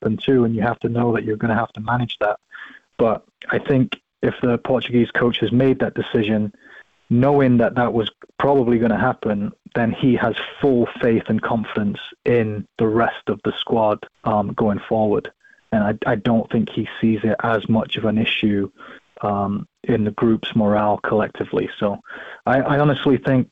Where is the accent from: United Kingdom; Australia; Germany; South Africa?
United Kingdom; England; moved away; also born or lived in Scotland; I grew up, I lived in England longer than I lived in Scotland